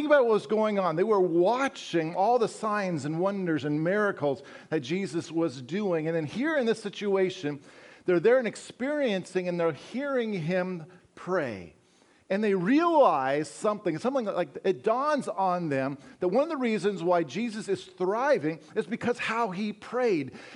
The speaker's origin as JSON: {"language": "English", "region": "Colorado", "country": "United States", "tie": "born or raised there", "also_born_or_lived": "Wisconsin", "moved": "as an adult", "said": "I grew up in Colorado, those of you who don't know me, and spent the last 14 years in Wisconsin"}